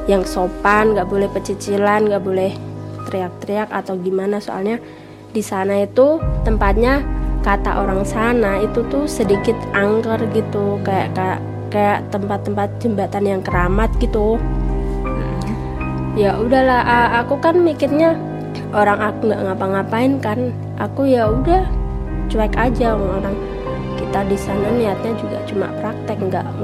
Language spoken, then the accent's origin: Indonesian; Pati, Central Java, Indonesia; Saya berasal dari Pati